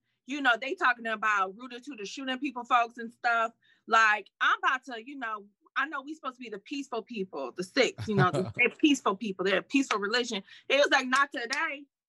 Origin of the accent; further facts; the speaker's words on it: Detroit, Michigan, United States; I'm from Detroit